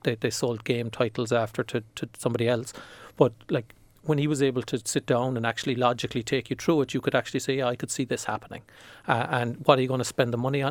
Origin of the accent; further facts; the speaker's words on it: Ireland; as an Irish person